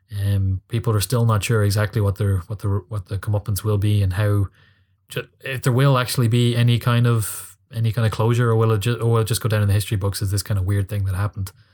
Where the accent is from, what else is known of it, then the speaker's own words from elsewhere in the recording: Ireland; I'm an Irish guy in Dublin